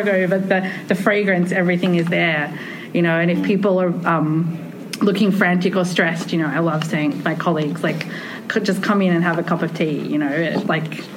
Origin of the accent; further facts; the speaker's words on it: Australia; also born or lived in Japan; My family's from New Zealand. I grew up in Australia